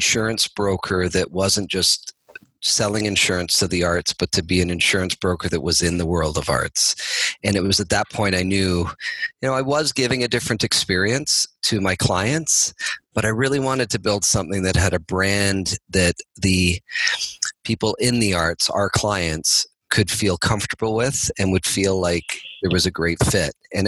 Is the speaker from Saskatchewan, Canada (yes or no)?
no; Toronto, Ontario, Canada; now in Burlington, Canada; I grew up in Toronto, and I still live in Toronto today. I live outside of Toronto actually now, but in Burlington.